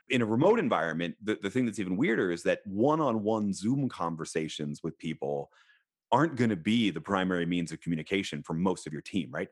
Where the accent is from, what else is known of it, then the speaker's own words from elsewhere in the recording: Philadelphia, Pennsylvania, United States; I was born in Philadelphia